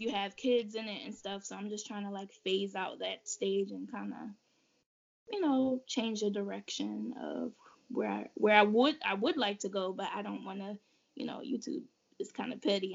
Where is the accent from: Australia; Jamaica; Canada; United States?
Jamaica; moved away; I was a child that was raised like barefoot, like I'm from Jamaica in the country, so we used to be outside barefoot